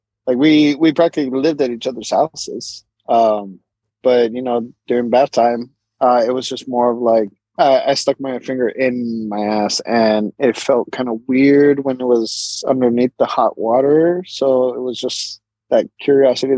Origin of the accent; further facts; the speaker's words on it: San Francisco, California, United States; Growing up in San Francisco